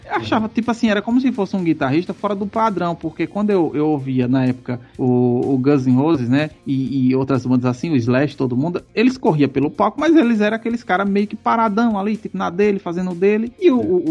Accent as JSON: {"language": "Portuguese", "region": "Northeast Region", "country": "Brazil", "said": "eu sou daqui do Nordeste."}